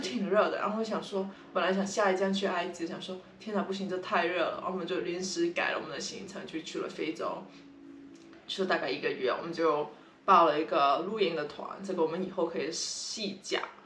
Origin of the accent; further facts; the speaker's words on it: Guangdong, China; now in San Francisco, United States; 我是广东人，我已经来，我们现在住在三藩市